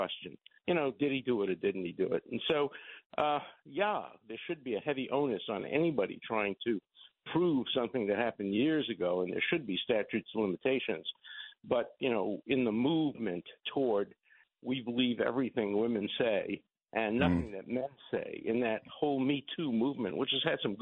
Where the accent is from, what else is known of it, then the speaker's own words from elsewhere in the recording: New York City, New York, United States; I'm from Borough Park